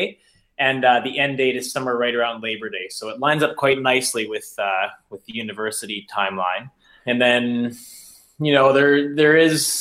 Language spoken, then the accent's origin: English; Prince Rupert, British Columbia, Canada; I grew up in Prince Rupert, BC, which is very wet